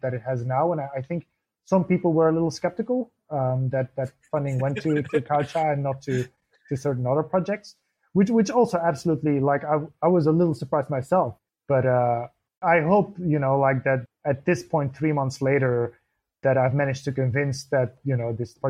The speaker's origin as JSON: {"language": "English", "country": "Belgium", "moved": "as an adult", "lives_now": "Berlin, Germany", "said": "I'm from Belgium originally, but I've been based in Berlin for 6-7 years."}